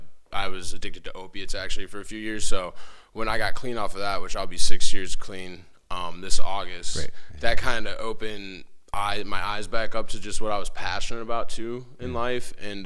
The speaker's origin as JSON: {"language": "English", "town": "Waterville", "region": "Ohio", "country": "United States", "tie": "born or raised there", "said": "I grew up in Waterville."}